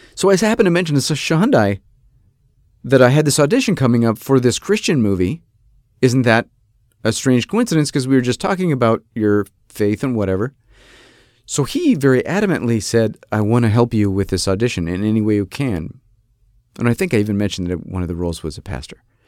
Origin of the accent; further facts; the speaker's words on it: Rochester, New York, United States; moved away; I'm from Rochester, New York